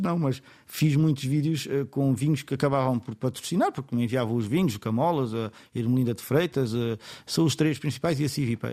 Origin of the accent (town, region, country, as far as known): Setúbal, Portugal